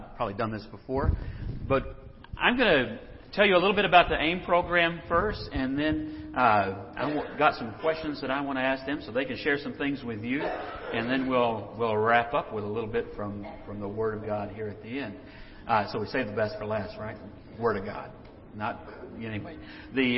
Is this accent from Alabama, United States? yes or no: no; Texas, United States; I grew up in Texas